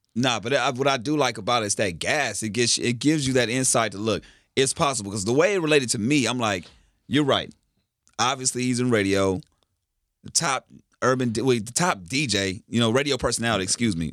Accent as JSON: {"language": "English", "town": "Carson", "region": "California", "country": "United States", "said": "I'm from Carson"}